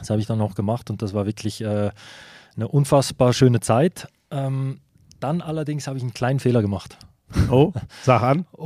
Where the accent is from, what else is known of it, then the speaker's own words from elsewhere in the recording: Switzerland; Ja, aber ich bin auch Schweizer. Ich bin in der Schweiz aufgewachsen. Ich habe den Schweizer Pass